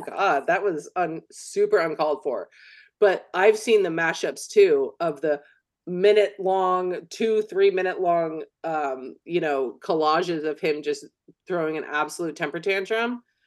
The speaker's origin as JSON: {"language": "English", "region": "California", "country": "United States", "said": "as a Californian"}